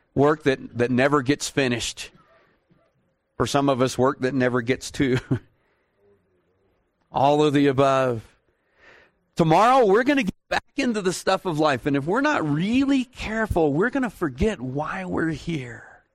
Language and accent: English; Texas, United States; I'm from Texas